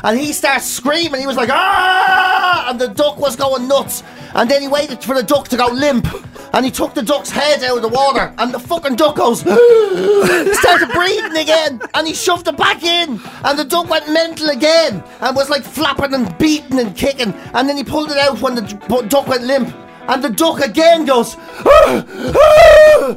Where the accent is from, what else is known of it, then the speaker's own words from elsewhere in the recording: Dublin, Leinster, Ireland; we're all from Dublin.